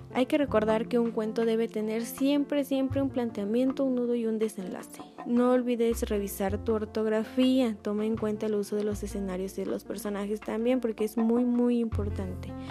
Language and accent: Spanish; Orizaba, Veracruz, Mexico; los que somos de aquí de Orizaba, Veracruz